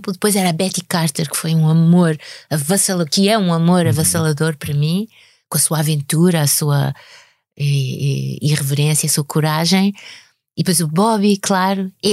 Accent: Lisbon, Portugal; que é o sítio onde eu nasci, eu nasci cá, uhum. minha mãe é que nasceu é lá. Em Lisboa mesmo. Sim, em Lisboa. E, uh, e, e vivo cá.

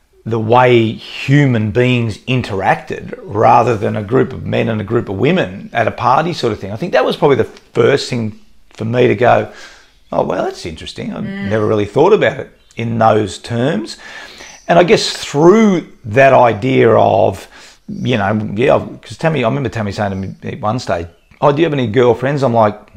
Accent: Australia; as a guy growing up in Australia

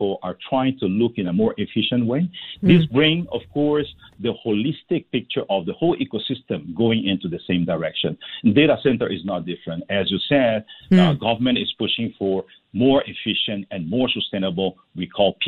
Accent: Singapore; as a Singaporean

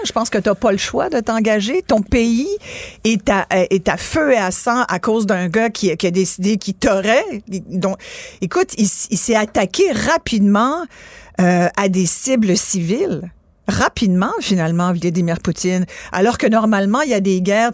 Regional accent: France; je suis née en France

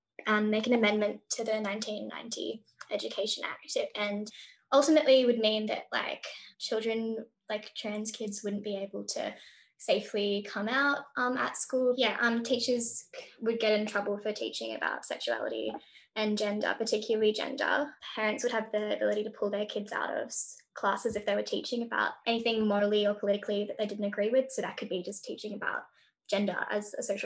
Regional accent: New South Wales, Australia; now in Victoria, Australia; I grew up in New South Wales

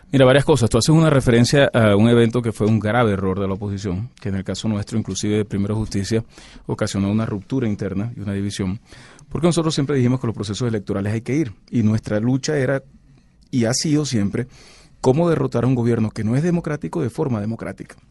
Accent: Venezuela; como venezolano

